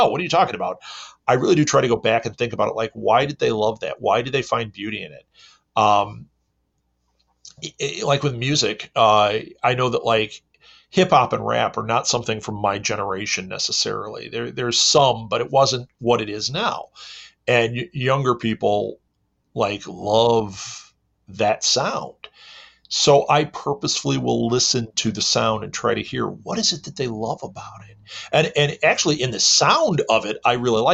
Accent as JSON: {"language": "English", "region": "Midwest", "country": "United States", "said": "I am from the Midwest in America"}